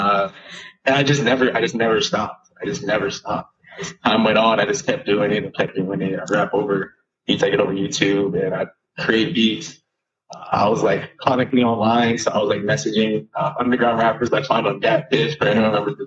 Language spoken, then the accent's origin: English; Long Island, New York, United States; now in Los Angeles, United States; I grew up in New York, initially, Long Island, New York